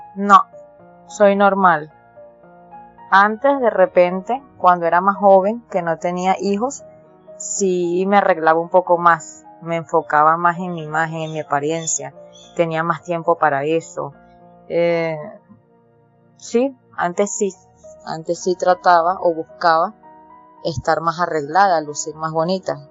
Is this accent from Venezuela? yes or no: yes; Caracas, Capital District, Venezuela; yo nací aquí, siempre he vivido aquí en Venezuela, específicamente en la ciudad de Caracas. Yo soy de Caracas, Venezuela